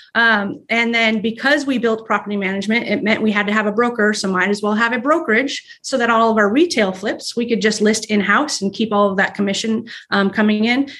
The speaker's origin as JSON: {"language": "English", "region": "Arizona", "country": "United States", "also_born_or_lived": "Texas", "moved": "yes", "lives_now": "Ohio, United States", "said": "we're from Texas, well, Arizona, Arizona"}